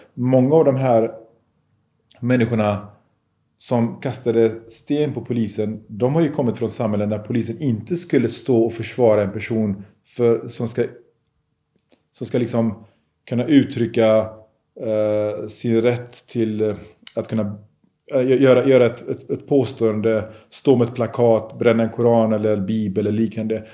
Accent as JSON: {"language": "Swedish", "town": "Gothenburg", "region": "Västra Götaland", "country": "Sweden", "tie": "born or raised there", "said": "när jag växte upp i Biskopsgården."}